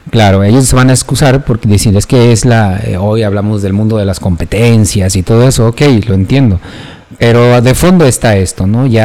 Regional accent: Mexico

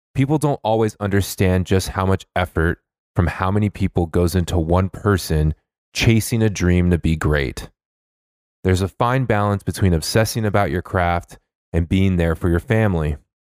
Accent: Los Angeles, California, United States; I'm from Los Angeles

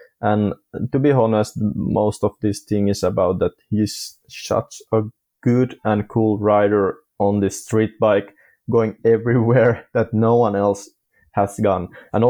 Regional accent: Ireland; because I'm from Ireland also

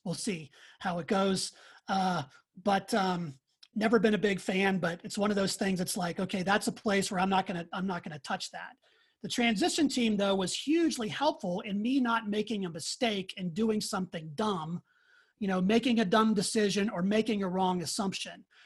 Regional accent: Pittsburgh, Pennsylvania, United States; moved away; I'm from the Pittsburgh area. That's where I grew up

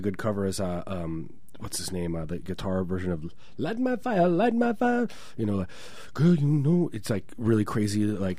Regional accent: Chicago, Illinois, United States; I grew up in Chicago.

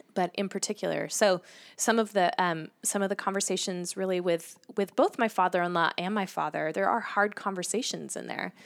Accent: Salem, Oregon, United States; I grew up in the Pacific Northwest

